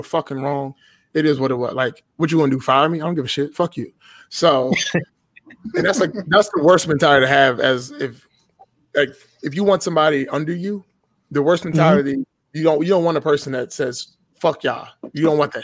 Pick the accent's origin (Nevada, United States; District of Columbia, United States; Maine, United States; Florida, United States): District of Columbia, United States; Washington; I was born and raised in Washington, D.C., right? I live just outside of the city now.